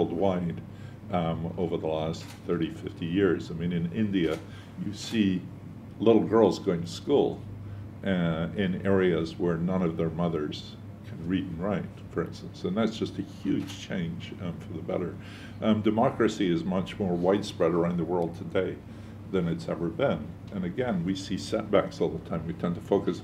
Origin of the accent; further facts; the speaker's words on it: Edinburgh, Scotland, United Kingdom; now in United States; I was born in Edinburgh